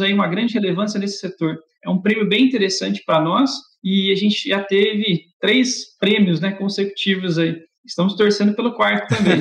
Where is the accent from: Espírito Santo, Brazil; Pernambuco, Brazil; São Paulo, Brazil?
São Paulo, Brazil; Barretos; Sou natural de Barretos, interior de São Paulo